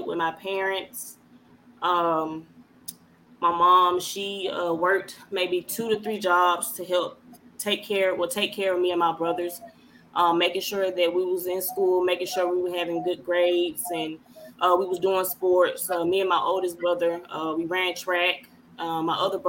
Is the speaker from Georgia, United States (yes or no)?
yes; Newnan, Georgia, United States; I'm from Newnan, Georgia